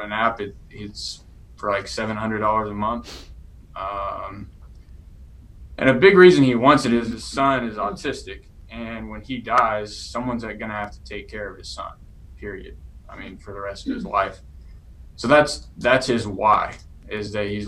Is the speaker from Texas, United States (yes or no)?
yes; East Texas, United States; I grew up in East Texas